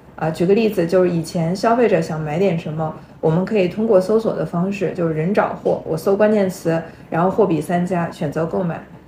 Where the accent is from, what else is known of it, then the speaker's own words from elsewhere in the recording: China; 我们中国人